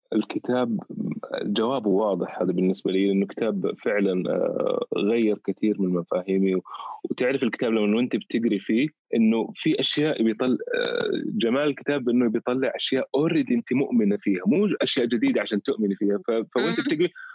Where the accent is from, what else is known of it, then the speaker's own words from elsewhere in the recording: Saudi Arabia; احنا كاولاد بلد هنا